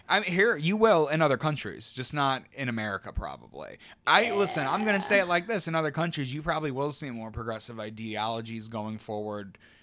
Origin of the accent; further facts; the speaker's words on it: United States; being an American